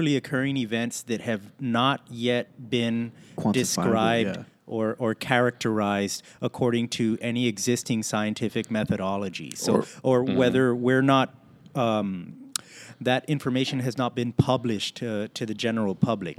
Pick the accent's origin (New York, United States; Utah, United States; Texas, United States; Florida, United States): Texas, United States; Laredo; I'm from Laredo